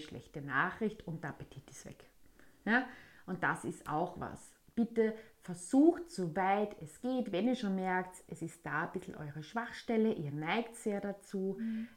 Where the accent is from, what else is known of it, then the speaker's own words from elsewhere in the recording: Austria; bei uns in Österreich